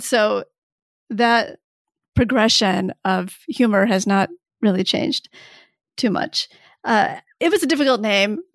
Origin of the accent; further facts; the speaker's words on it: Michigan, United States; also born or lived in Saigon, Vietnam; I was born in Saigon, and that's technically where I'm from, although my family left Saigon as refugees in nineteen seventy-five when I was a baby, and then I did grow up in Michigan.